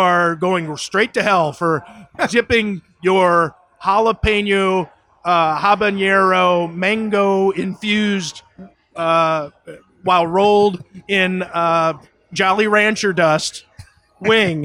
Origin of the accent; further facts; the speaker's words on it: Ohio, United States; also born or lived in Boston / Las Vegas / Florida; now in Buffalo, United States; I grew up in Ohio